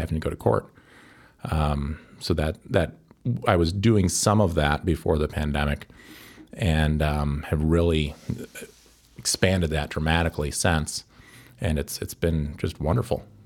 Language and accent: English; Evansville, Wisconsin, United States; moved away as an adult; also born or lived in Saint Paul, Minnesota; now in Chicago, United States; I'm from Evansville, Wisconsin. Uh, it's a town of about three thousand people near Madison